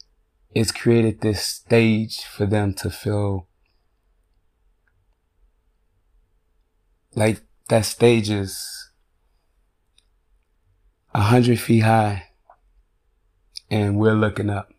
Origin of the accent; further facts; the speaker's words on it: Chicago, Illinois, United States; now in Chaska, United States; now I live in white suburbia. And I'm from Chicago.